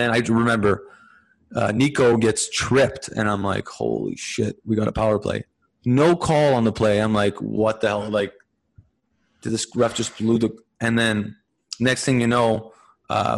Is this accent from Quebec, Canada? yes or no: yes; Montreal, Quebec, Canada; growing up in Montreal